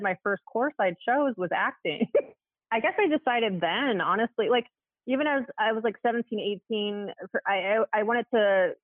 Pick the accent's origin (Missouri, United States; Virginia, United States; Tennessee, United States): Virginia, United States; Alexandria; moved away as an adult; also born or lived in Washington, D.C.; I am from the Washington, D.C. area. I was born in Alexandria, Virginia, which is just outside of D.C. And it was a great place to grow up. And I lived there for like 20 years